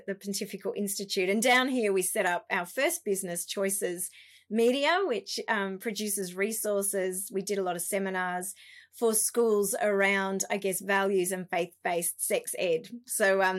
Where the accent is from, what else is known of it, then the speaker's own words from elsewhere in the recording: Canberra, Australian Capital Territory, Australia; moved away as an adult; also born or lived in Melbourne; we moved back to my hometown, Canberra